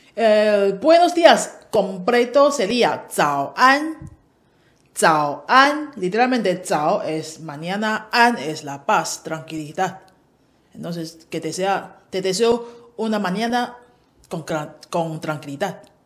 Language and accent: Spanish; Taiwan; de Taiwán